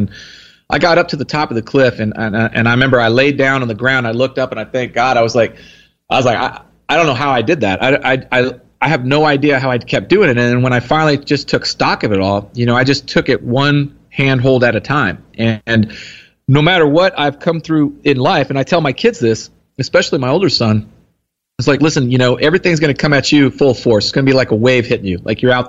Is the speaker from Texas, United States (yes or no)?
yes; Texas, United States; Here in Texas.